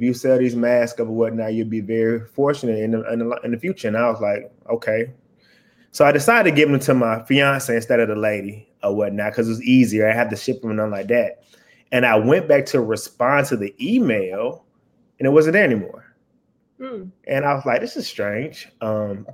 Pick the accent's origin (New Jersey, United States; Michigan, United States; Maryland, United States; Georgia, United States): Georgia, United States; Atlanta; I'm from Atlanta, Georgia.